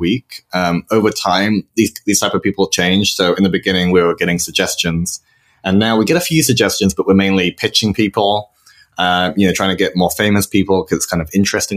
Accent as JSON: {"language": "English", "country": "United Kingdom", "also_born_or_lived": "London / Spain", "moved": "as an adult", "lives_now": "San Francisco, United States", "said": "I'm British, like yourself, but I've been living here in San Francisco for about 3.5 years now"}